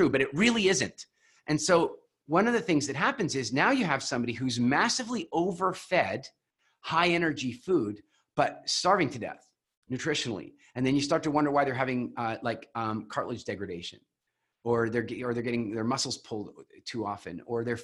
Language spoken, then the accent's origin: English; Canada; also born or lived in Vancouver; I'm Canadian